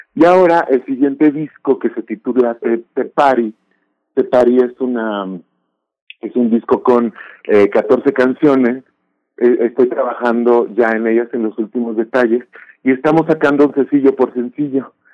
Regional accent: Mexico; identidad como mexicana

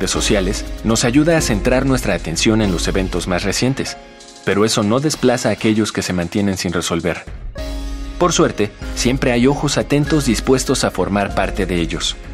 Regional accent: Bogotá, Colombia; yo soy de acá de Bogotá, yo estudio psicología en la Universidad del Bosque

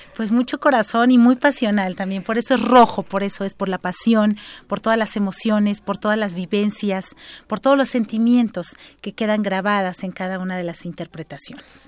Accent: Oaxaca, Mexico; en mi tierra natal, Oaxaca

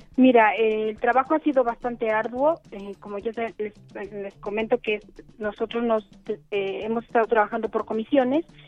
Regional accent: Mexico; nosotros somos mexicanos

